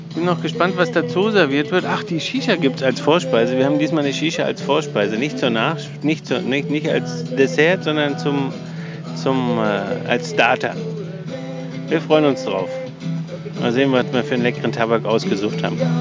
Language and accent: German; Germany; bei uns in Deutschland